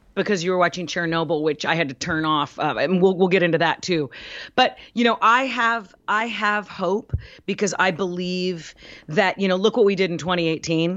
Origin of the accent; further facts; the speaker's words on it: United States; I'm an American